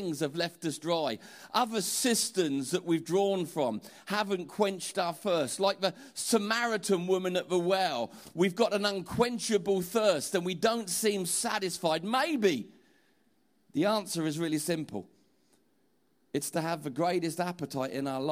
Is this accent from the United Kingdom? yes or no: yes; Portsmouth, South East England, United Kingdom; I'm from Portsmouth